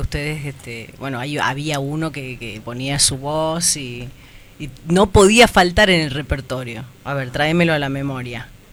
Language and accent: Spanish; Tucumán, Argentina; nosotros como tucumanos